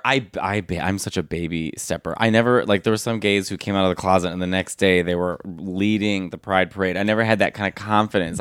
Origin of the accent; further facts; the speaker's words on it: Arlington Heights, Illinois, United States; also born or lived in Chicago / Manhattan; In Arlington Heights in Chicago